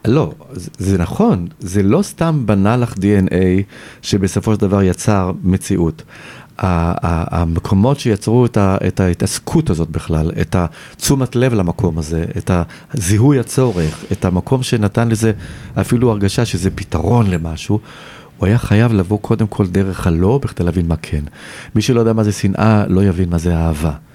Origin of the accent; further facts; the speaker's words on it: Tel Aviv, Tel Aviv District, Israel; moved away as an adult; also born or lived in Paris, France; גדלתי ברמת החייל, שזה שכונה של תל אביב